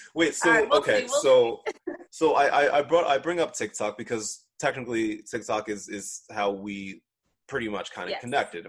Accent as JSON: {"language": "English", "town": "Philadelphia", "region": "Pennsylvania", "country": "United States", "accent": "Philly", "said": "I'm from Philly"}